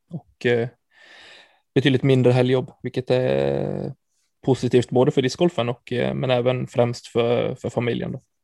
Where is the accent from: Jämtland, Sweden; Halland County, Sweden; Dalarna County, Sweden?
Dalarna County, Sweden; Falun; moved away; Jag är från Falun i, i grund och botten i Dalarna